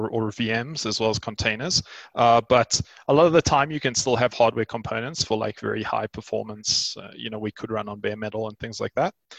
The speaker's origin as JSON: {"language": "English", "country": "South Africa", "said": "I am a South African entrepreneur"}